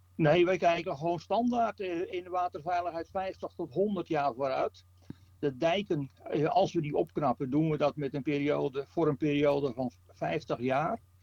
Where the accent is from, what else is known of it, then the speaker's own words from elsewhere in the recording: North Holland, Netherlands; als Noord-Hollanders